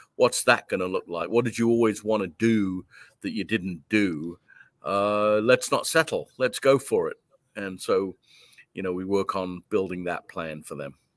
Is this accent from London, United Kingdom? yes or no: yes; London, United Kingdom; moved away; I was born and raised in London, England. I came over here in nineteen seventy-nine.